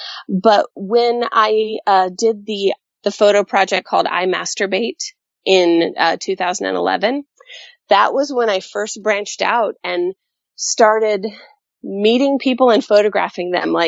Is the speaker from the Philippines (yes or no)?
no; Colorado, United States; also born or lived in South Texas / California; I'm a Colorado kid at heart. That's where I was born. But I spent a lot of time in South Texas. And most of my time has been in California.